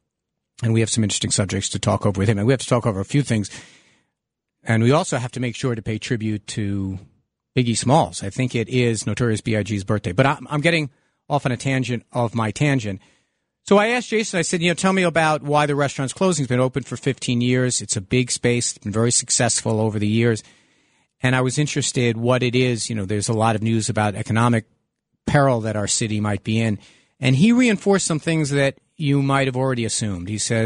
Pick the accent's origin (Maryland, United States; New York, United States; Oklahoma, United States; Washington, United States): New York, United States; New York City; also born or lived in Lower Manhattan; the house I grew up in Park Slope, also where I live now in Lower Manhattan